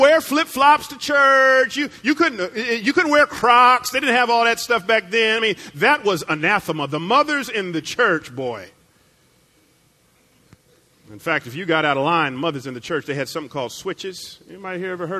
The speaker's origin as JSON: {"language": "English", "area": "the Bible Belt", "region": "the South", "country": "United States", "tie": "born or raised there", "said": "I grew up in the Bible Belt."}